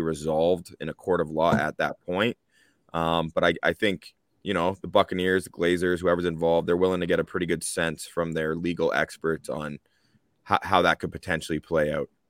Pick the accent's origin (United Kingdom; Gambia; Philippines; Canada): Canada; We are Canadian, all three of us.